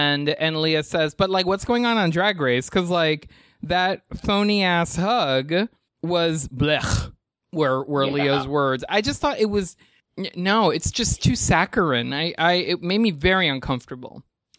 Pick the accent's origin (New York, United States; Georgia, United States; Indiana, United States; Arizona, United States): New York, United States; I mean, I wasn't bothered by it, and I'm a New Yorker